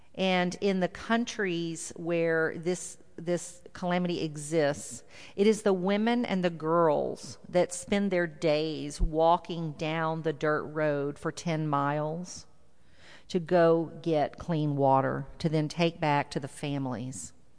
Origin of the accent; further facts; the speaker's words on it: South Texas, United States; now in Houston, United States; I grew up in South Texas, and I live in Houston, so you might hear a little bit of that y'all come out